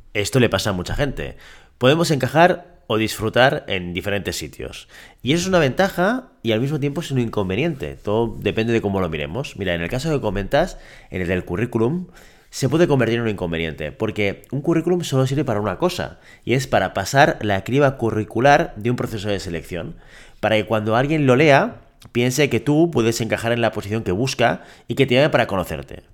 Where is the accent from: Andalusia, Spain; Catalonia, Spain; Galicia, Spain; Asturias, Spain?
Catalonia, Spain; yo estoy en Cataluña, yo soy catalán